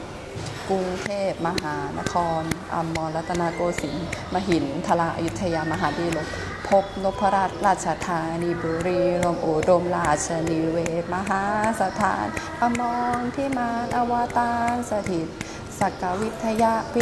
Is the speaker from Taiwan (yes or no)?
no; Thailand; Chinese is a second language; also born or lived in Guangxi, China; 我是泰国人，然后我不是从小就会说中文，但是我上大学的时候才学中文的，所以我中文没那么好。